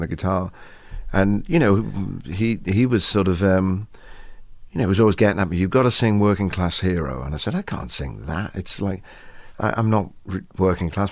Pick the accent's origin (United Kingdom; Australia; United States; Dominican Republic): United Kingdom; England; Maybe we're English